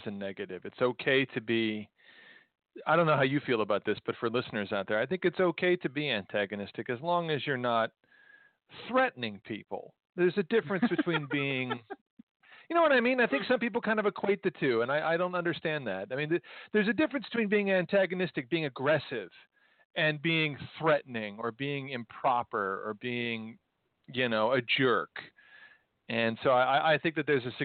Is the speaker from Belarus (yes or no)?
no; United States; now in Vancouver, Canada; I'm in Vancouver. We're not Canadian. We're Americans